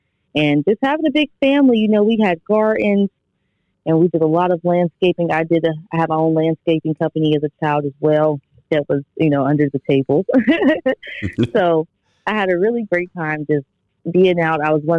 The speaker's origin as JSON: {"language": "English", "town": "Trotwood", "region": "Ohio", "country": "United States", "tie": "born or raised there", "said": "I'm from Trotwood, Ohio, which is a small town city, about 25,000 for the population. I didn't live on a farm, unfortunately. I would have loved to, but I lived in the country. So I grew up, you know, farms right in my backyard."}